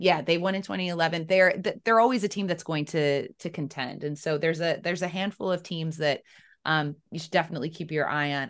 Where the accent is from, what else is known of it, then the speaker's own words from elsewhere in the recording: Chicago, Illinois, United States; moved away; I'm from Chicago originally